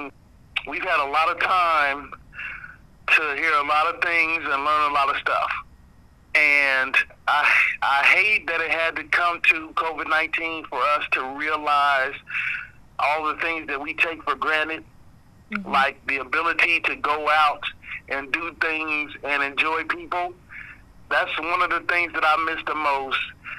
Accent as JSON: {"language": "English", "country": "United States", "tie": "born or raised there", "said": "I was born here. I was raised here"}